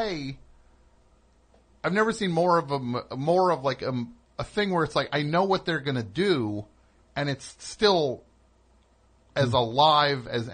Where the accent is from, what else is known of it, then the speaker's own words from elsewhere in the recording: New Jersey, United States; I am from New Jersey.